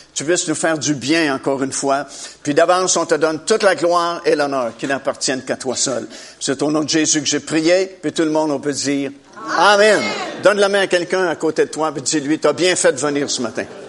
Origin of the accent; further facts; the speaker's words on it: Trois-Rivières, Quebec, Canada; j'ai grandi dans la ville de Trois-Rivières. Je suis originaire de, de Trois-Rivières.